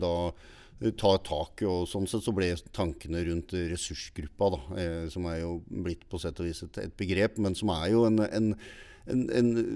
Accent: Stavanger, Rogaland, Norway; now in Larvik, Norway; jeg er oppvokst i Stavanger

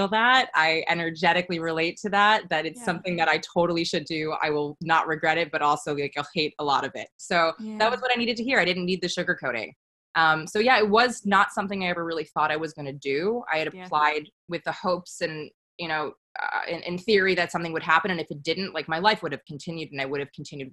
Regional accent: New York, United States; now in Santa Monica, United States; I grew up in New York

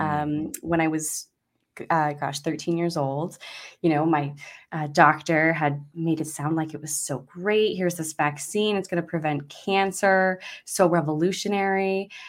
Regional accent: Idaho, United States; now in Maui, United States; I'm originally from Idaho, so I think that's where I got my freedom-loving spirit from

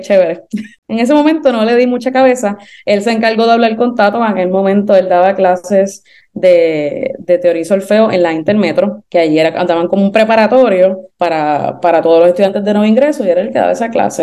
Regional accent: Puerto Rico; yo soy puertorriqueña y caribeña

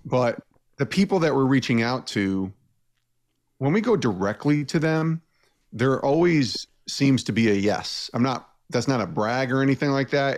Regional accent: Albany, New York, United States; born or raised there; moved away as an adult

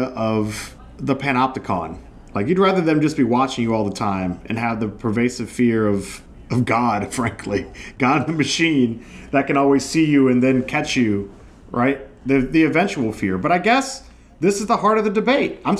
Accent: New Orleans, Louisiana, United States; I'm from New Orleans

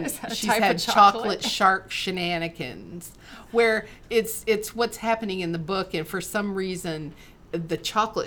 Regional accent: Michigan, United States; I was raised in Michigan

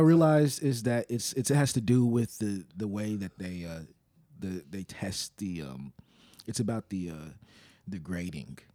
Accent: Little Rock, Arkansas, United States; I'm from Little Rock

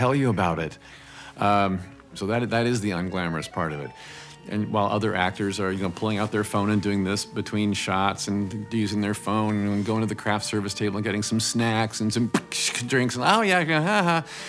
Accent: Indiana, United States; moved away; So I come from Indiana

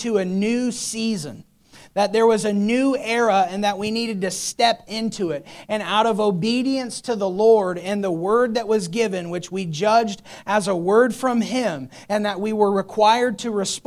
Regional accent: United States; as American Christians

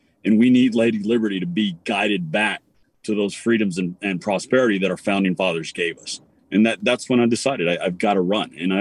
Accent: Texas, United States; I'm a Texan

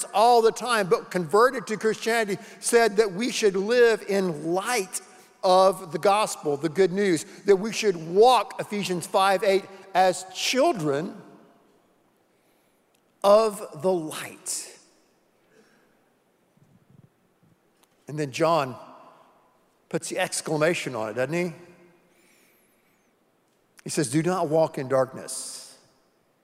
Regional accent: the Carolinas, United States; When I was a little boy growing up in the Carolinas

